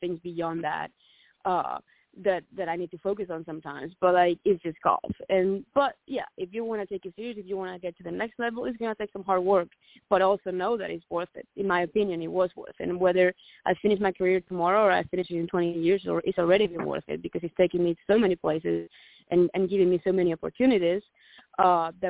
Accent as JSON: {"language": "English", "town": "Santiago de Compostela", "region": "Galicia", "country": "Spain", "moved": "as an adult", "lives_now": "United States", "said": "my home country of Spain"}